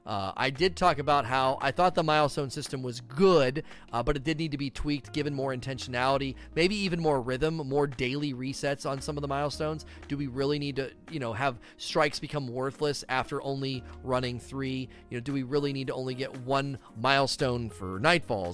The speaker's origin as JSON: {"language": "English", "region": "Ohio", "country": "United States", "tie": "born or raised there", "moved": "yes", "lives_now": "Kentucky, United States", "said": "I grew up in Ohio"}